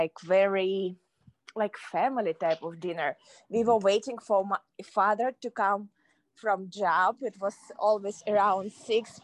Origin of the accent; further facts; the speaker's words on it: Kazakhstan; English is a second language; moved away as an adult; now in United States; So it was in Kazakhstan. Yeah, it was back home